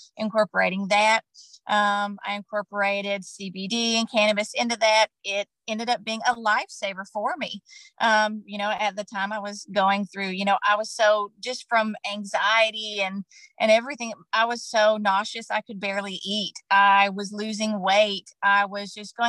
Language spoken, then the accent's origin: English; Kentucky, United States; moved away as an adult; also born or lived in Tennessee; moving back to where I grew up in Kentucky with my daughter